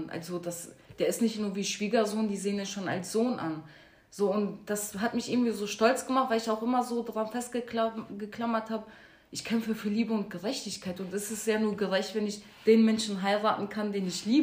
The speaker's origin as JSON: {"language": "German", "town": "Duisburg", "region": "North Rhine-Westphalia", "country": "Germany", "said": "ich meine, ich komme aus Marxloh und Marxloh wurde ja sowieso als äh, Brennpunkt und als No-Go-Area ja vor ein paar Jahren betitelt"}